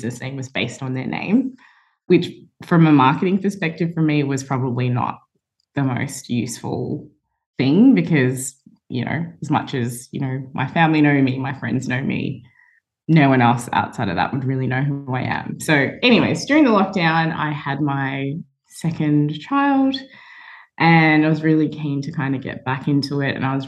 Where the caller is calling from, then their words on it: Melbourne, Victoria, Australia; I'm joining from Melbourne.